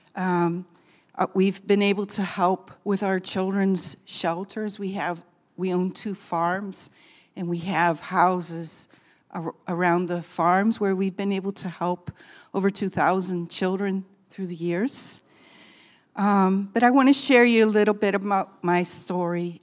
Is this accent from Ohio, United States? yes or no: yes; Akron, Ohio, United States; moved away as an adult; also born or lived in Amsterdam; now in Brazil; I'm originally from Akron, Ohio, but I've lived overseas many years